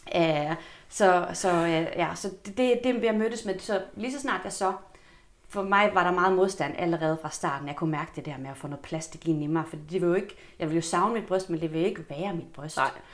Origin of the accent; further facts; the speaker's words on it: Helsingborg, Skåne, Sweden; moved away as an adult; now in Copenhagen, Denmark; Jeg kommer fra Sverige oprindeligt. Ja men har boet her eller i København i 21 år til sommer. Kommer fra Helsingborg